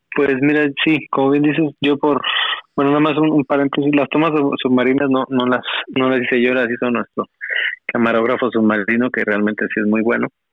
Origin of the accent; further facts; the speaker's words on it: northern Mexico, Mexico; accent: norteño (northern); now in Xalapa, Mexico; no puedo decir que soy jalapeño, este, porque siempre me dicen que tengo acento del norte